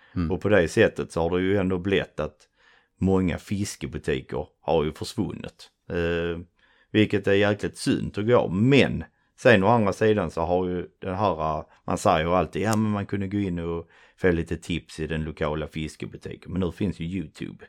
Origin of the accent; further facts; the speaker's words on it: Svedala, Skåne, Sweden; accent: broad Scanian; Uh, en liten by typ mellan uh, Trelleborg och Malmö som heter Svedala. Ute ja. på slätten, varav min fantastiskt breda skånska.